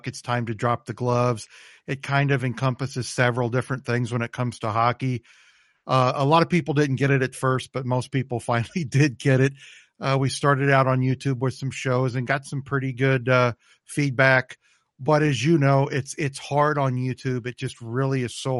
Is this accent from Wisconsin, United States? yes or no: no; St. Louis area, Missouri, United States; born or raised there; also born or lived in Indio, California